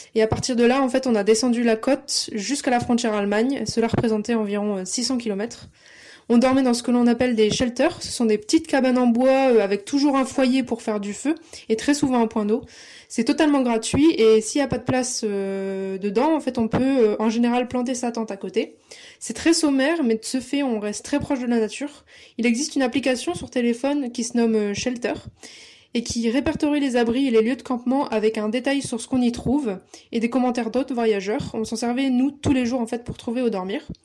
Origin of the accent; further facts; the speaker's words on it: Lille, Hauts-de-France, France; j'ai 23 ans, je suis lilloise